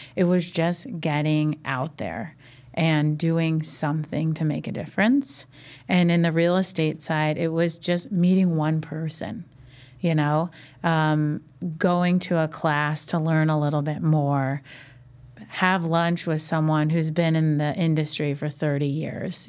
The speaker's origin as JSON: {"language": "English", "town": "Indianapolis", "region": "Indiana", "country": "United States", "tie": "born or raised there", "moved": "yes", "lives_now": "Chicago, United States", "said": "I grew up in Indianapolis"}